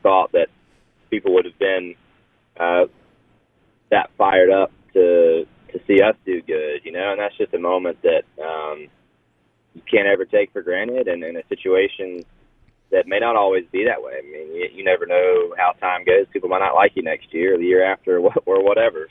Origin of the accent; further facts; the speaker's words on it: North Georgia, United States; I'm from North Georgia, and you know Talladega is obviously very very close to there